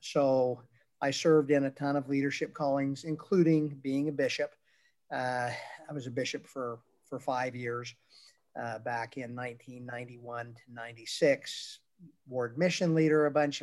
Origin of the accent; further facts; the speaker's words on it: Utah, United States; moved away as an adult; now in Texas, United States; I was born and raised in Utah, in a Mormon household.